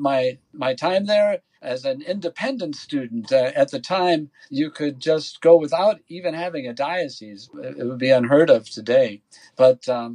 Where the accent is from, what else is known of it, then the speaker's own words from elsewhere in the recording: west of Milwaukee, Wisconsin, United States; moved away as an adult; also born or lived in Dallas, Texas; now in El Paso, United States; Growing up in Wisconsin, when I thought about my future life, and even if that were as a priest, I imagined myself serving in the parishes like the ones I grew up with in the country west of Milwaukee